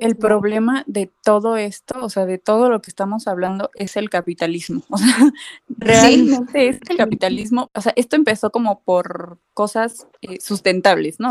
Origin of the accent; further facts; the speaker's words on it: Mexico; nos restas a los diseñadores mexicanos